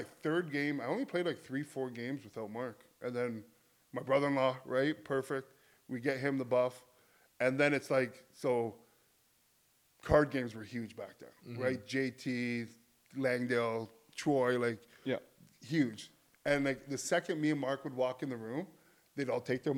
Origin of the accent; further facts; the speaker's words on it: St. Catharines, Ontario, Canada; born or raised there; also born or lived in Buffalo